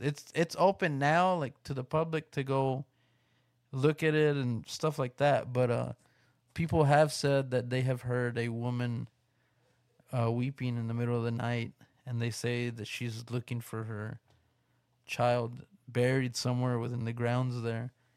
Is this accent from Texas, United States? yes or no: yes; West Texas, United States; here in my, in my hometown. So, I don't know if anybody around here in the West Texas area